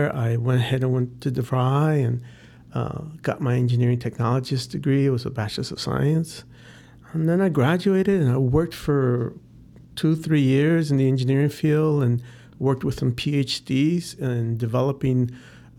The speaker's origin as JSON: {"language": "English", "town": "Chicago", "region": "Illinois", "country": "United States", "tie": "born or raised there", "also_born_or_lived": "Albuquerque, New Mexico", "said": "And that's where I was pretty much raised, educated, grew up in Chicago. I actually grew up in the Uptown neighborhood"}